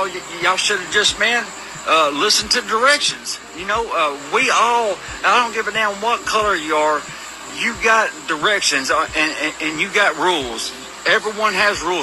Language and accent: English; Humboldt, Tennessee, United States; I'm actually from Humboldt, Tennessee. They call it Little Memphis